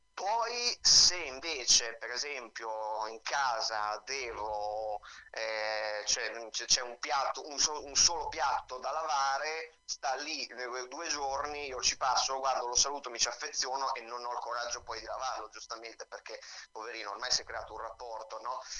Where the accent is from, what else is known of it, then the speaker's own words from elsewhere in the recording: Pesaro, Marche, Italy; moved away as an adult; now in Rome, Italy; Io ho cominciato a 13 anni eh, in una compagnia della mia città, io vengo da Pesaro anche se sì. vivo a Roma